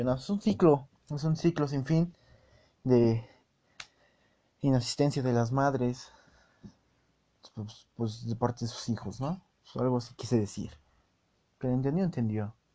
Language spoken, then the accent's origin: Spanish; Mexico; Pero yo, como buen mexicano que soy, estoy arriesgando mucho en revelar nacionalidad, pero pues, como buen mexicano que soy